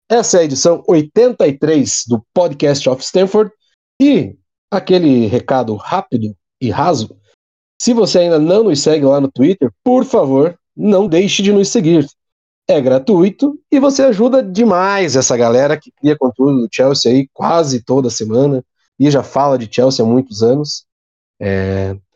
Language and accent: Portuguese; Paraná, Brazil; Nós somos paranaenses e eles são mineiros, são torcedores do bom e velho Galo.